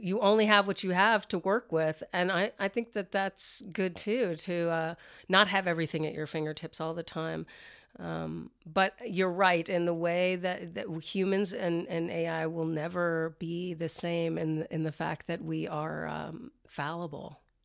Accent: the South, United States; I grew up in the South as well

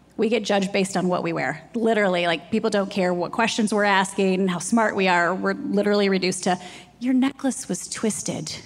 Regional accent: Jackson, Michigan, United States; moved away as an adult; also born or lived in Ohio / New York; now in South Carolina, United States; I grew up in Jackson, Michigan

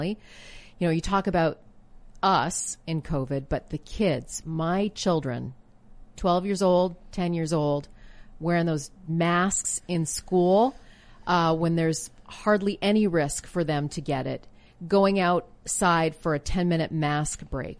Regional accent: Canada; moved away as an adult; now in United States; grew up in Canada

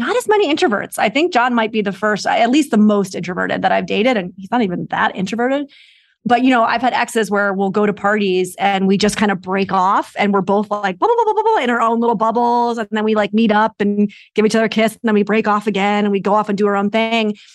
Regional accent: New York, United States; moved away as an adult; now in Los Angeles, United States; I'm originally from New York, and I, I've been out here for about six years.

